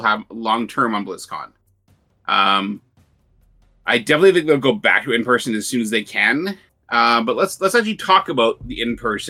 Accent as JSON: {"language": "English", "country": "Canada", "said": "I'm Canadian"}